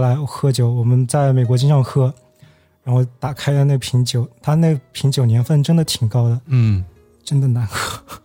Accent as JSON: {"language": "Chinese", "country": "China", "said": "我是中国人"}